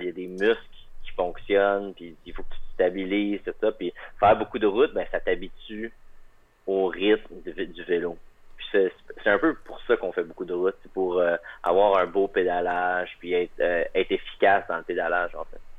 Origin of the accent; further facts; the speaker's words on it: Magdalen Islands, Quebec, Canada; also born or lived in Montreal; now in Hamilton, Canada; Je viens des îles de la Madeleine